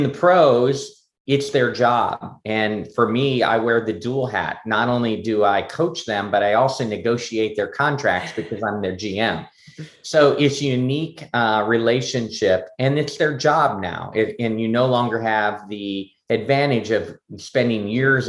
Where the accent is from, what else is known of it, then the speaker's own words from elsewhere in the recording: Pennsylvania, United States; moved away; my hometown of Pennsylvania